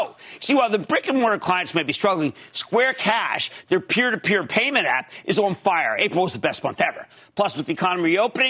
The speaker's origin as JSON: {"language": "English", "region": "New Jersey", "country": "United States", "tie": "born or raised there", "said": "I need to go to Tom in my home state of New Jersey."}